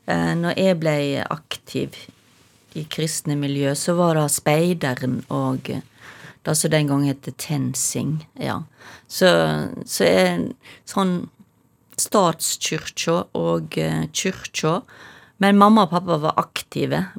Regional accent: Stord, Vestland, Norway; accent: Stord dialect; Det løye er jo at mamma og pappa er ikke for Stord, men jeg, jeg, begynner å snakke Jeg tror jeg har begynt å snakke tjukkere og tjukkere storamål til lenger

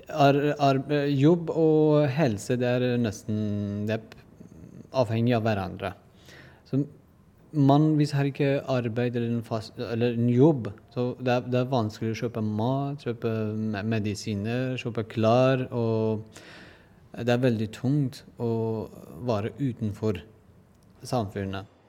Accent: Iran; Norwegian is a second language; moved away as an adult; now in Norway; Jeg er eh, kurder fra Iran. Jeg kom til Norge 2007

